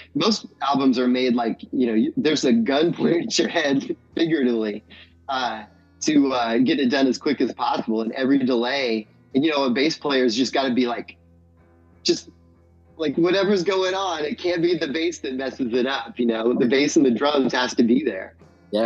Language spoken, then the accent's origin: English; Indianapolis, Indiana, United States; also born or lived in Bloomington, Indiana; I had always really done a lot of like renegade shows growing up in Indianapolis for punk rock